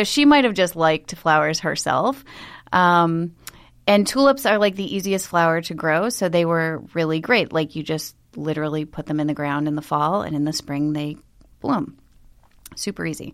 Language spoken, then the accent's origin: English; Buffalo, New York, United States; I grew up in Buffalo